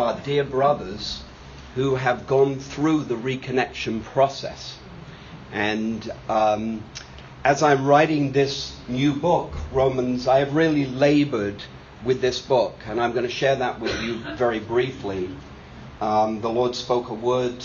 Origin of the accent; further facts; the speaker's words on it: United Kingdom; I'm a Brit